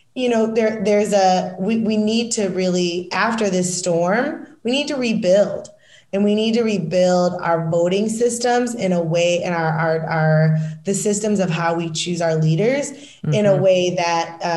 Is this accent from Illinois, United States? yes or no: no; Michigan, United States; moved away; also born or lived in Washington, District of Columbia, United States; I'm from Michigan